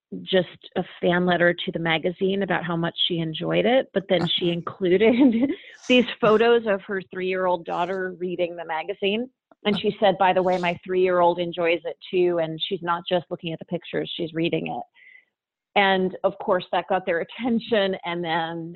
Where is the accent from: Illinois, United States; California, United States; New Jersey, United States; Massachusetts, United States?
Massachusetts, United States; Worcester; moved away; I grew up in Worcester, Massachusetts